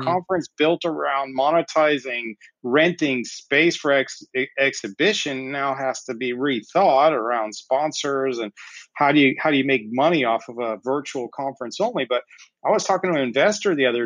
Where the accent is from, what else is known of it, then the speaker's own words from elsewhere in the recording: United States; moved away as an adult; also born or lived in Ohio / South Carolina / Colorado; now in Barcelona, Spain; I grew up in the States.